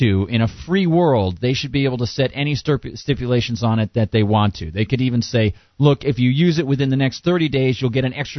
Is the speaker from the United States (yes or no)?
yes; New Hampshire, United States; I grew up in New Hampshire. The Live Free or Die State